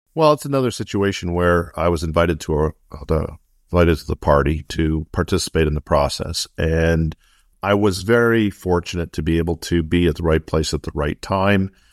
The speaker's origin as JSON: {"language": "English", "town": "Montreal", "region": "Quebec", "country": "Canada", "tie": "born or raised there", "also_born_or_lived": "Sherbrooke, Quebec / United States", "moved": "as an adult", "said": "I grew up in Montreal, uh, and then basically, uh, went, uh, to school there and then went really down to f, the States in, uh, in, uh, the late eighties"}